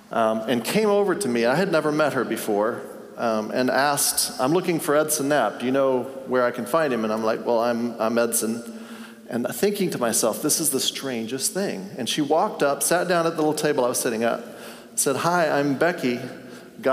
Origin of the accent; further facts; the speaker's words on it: Tanzania; And I grew up in Tanzania. My parents were missionaries.